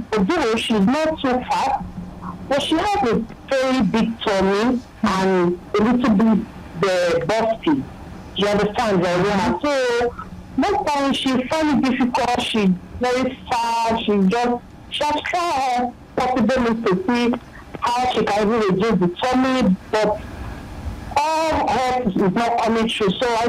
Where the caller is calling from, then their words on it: Ikeja, Lagos, Nigeria; I'm calling you from Ikeja.